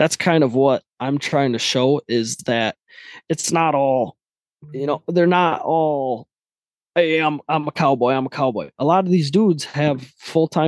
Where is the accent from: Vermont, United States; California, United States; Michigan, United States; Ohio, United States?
Michigan, United States; Midland; I was born into like farming lifestyle. So I'm from Michigan, Midland, Michigan, and it's a lot of cornfields, bean fields